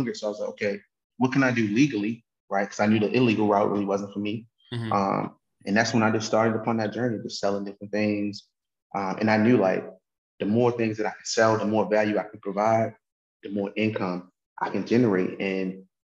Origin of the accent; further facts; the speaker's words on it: Baltimore, Maryland, United States; So I'm from Baltimore, Maryland